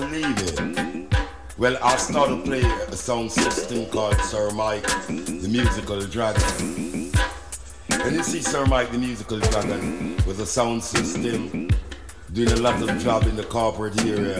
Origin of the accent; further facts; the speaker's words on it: Kingston, Jamaica; also born or lived in Spanish Town, Jamaica; I was born in San Diego de la Vega, a place called Spanish Town, you see? So I happened to grow in Kingston Town